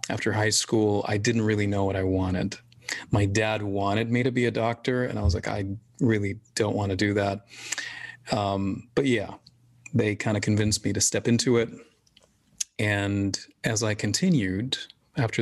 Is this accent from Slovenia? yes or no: no; Jeddah, Makkah Province, Saudi Arabia; also born or lived in Syria / Sudan / London; I grew up in Saudi. I mean, I was born in Syria, moved to Saudi 3 months later